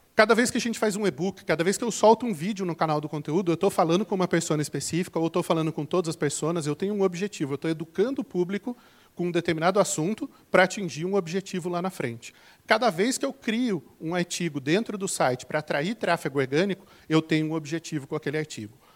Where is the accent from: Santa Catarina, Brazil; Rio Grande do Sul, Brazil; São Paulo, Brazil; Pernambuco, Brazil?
São Paulo, Brazil; interior of; accent: caipira (retroflex r of interior São Paulo); also born or lived in Campinas; Eu sou aqui do interior de São Paulo, então vou falar porta, verde, torta